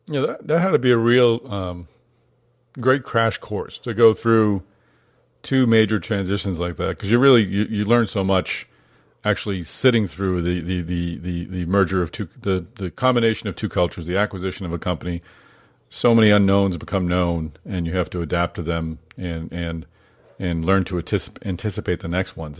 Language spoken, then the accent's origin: English; Boston, Massachusetts, United States; I, grew up in Boston